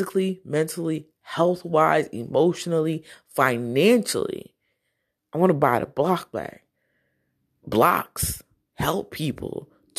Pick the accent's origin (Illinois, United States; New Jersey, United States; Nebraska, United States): New Jersey, United States; I was from Jersey